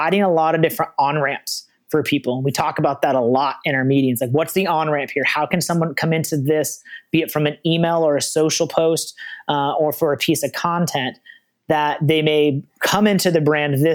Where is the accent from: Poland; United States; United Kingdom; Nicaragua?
United States; the Northwest, Pacific Northwest; as someone from the Northwest